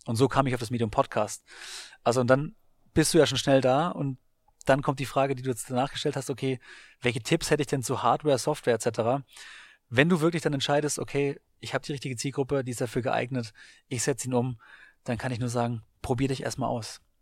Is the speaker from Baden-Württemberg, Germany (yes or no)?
yes; Baden-Württemberg, Germany; also born or lived in Hamburg / Augsburg / Frankfurt / Bamberg; now in Berlin, Germany; aufgewachsen in Baden-Württemberg